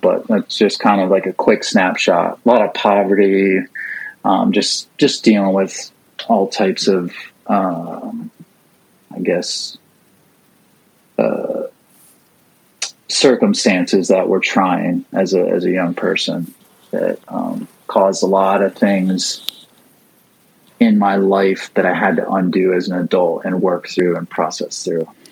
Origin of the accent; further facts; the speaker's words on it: St. Petersburg, Florida, United States; St. Pete, Florida. Uh, g- uh, grew up